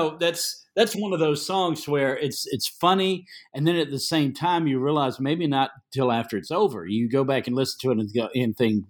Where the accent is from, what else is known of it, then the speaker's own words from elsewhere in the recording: North Carolina, United States; I grew up Southern Baptist in North Carolina, so I grew up with the Southern gospel.